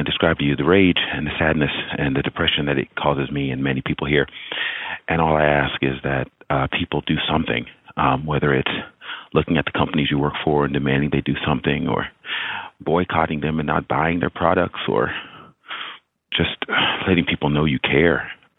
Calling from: Tokyo, Japan; Hi, Dan. I'm calling from Tokyo.

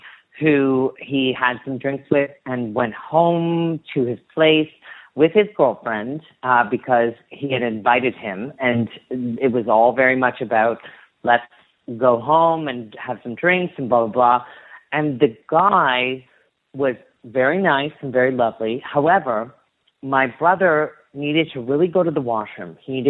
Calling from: Toronto, Ontario, Canada; I'm calling from Toronto, Ontario.

